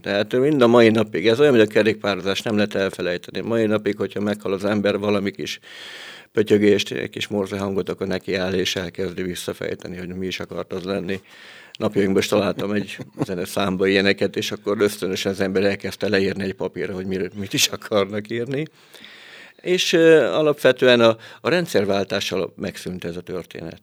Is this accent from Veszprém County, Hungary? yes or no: yes; Padragkút, Veszprém County, Hungary; now in Veszprém, Hungary; kis falomba padrakuton, ahonnan származom